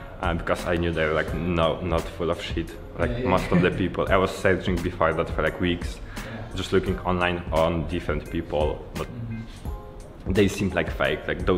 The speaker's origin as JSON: {"language": "English", "country": "Poland", "second_language": "English", "said": "from Poland."}